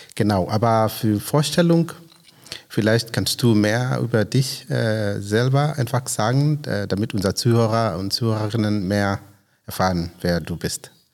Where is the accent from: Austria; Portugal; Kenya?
Kenya; now in Grünheide, Germany; ich komme aus Kenia.